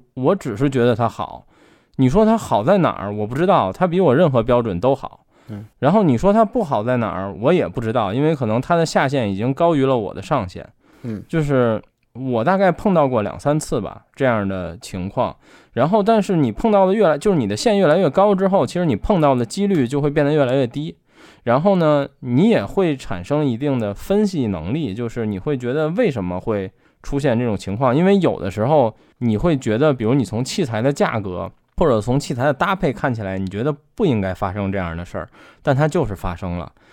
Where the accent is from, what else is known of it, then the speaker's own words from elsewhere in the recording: Beijing, China; 我作为北京人